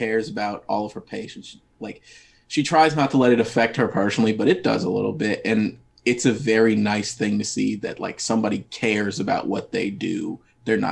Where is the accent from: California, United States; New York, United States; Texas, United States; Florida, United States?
Florida, United States; moved away; I'm from Florida, but like I don't have all of the things that are here